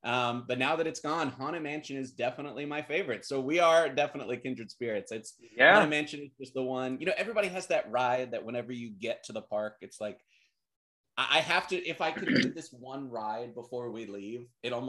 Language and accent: English; Alabama, United States; moved away as an adult; now in Los Angeles, United States; And when I first moved out to LA, because Walt Disney World was the first one I visited as a kid, because I'm from Alabama.